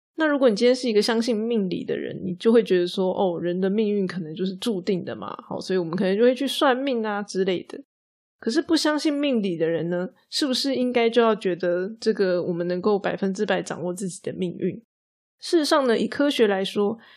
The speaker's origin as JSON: {"language": "Chinese", "country": "Taiwan", "said": "我们台湾人呢，很容易就会觉得自己不够努力，不够尽心尽力这样子"}